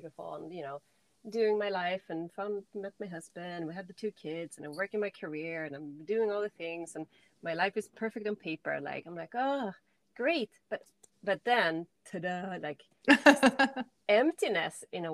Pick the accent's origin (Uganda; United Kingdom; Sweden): Sweden; moved away as an adult; I'm from Sweden originally, like born and raised here.